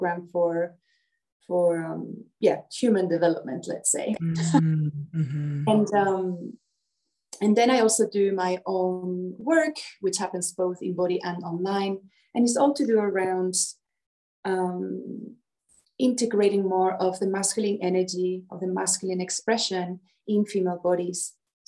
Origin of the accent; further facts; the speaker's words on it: Spain; moved away as an adult; Well, I'm Spanish. I was born in Spain, but yeah, for the past 20 years, I've been all around the world